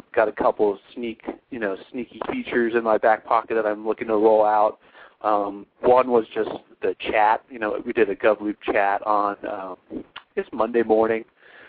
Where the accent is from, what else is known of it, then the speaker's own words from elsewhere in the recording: Ohio, United States; I'm from Ohio